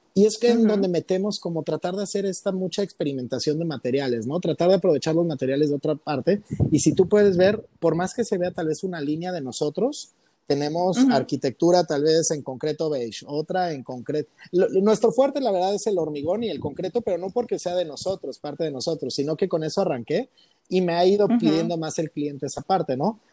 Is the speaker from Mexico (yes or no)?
yes; Cuernavaca, Morelos, Mexico; moved away as an adult; also born or lived in Taxco, Guerrero / Mexico City; now in Colima, Mexico; Ahorita radico en Colima y toda mi vida viví en, Cuernavaca, en Cuernavaca, Morelos.